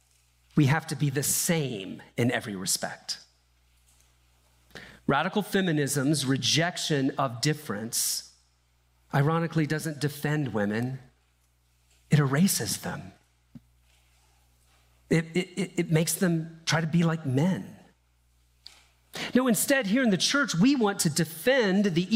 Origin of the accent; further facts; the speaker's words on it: Deep South, United States; I grew up in the Deep South